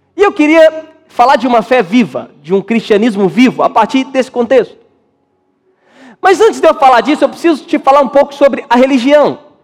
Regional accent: Minas Gerais, Brazil; moved away; eu sou de Minas

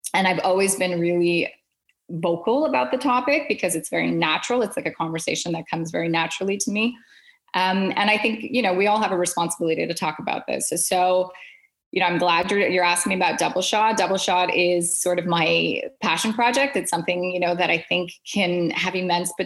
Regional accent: Quebec, Canada; I was still growing up with two cultures, being Canadian and Indian, and then living in the French province of Quebec.

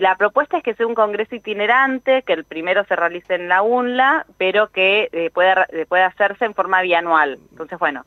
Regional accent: Argentina; como argentinos y argentinas

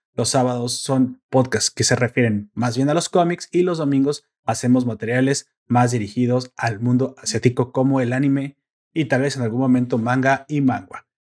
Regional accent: Mexico; en mi pueblo, en mi ranchito, en mi, en mi villa medieval

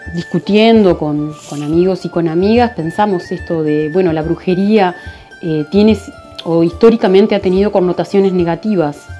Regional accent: Uruguay; soy psicóloga uruguaya

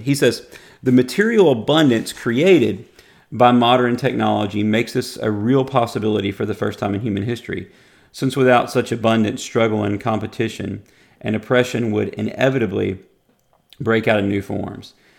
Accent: United States; as an American

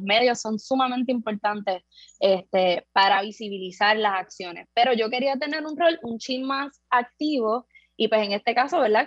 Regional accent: San Juan, Puerto Rico; Yo soy de Buenavista Torre, que es una de las del caño

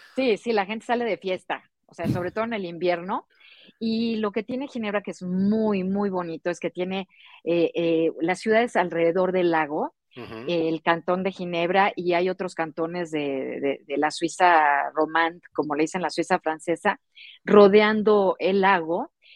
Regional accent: Mexico City, Mexico; moved away; yo soy de la Ciudad de México

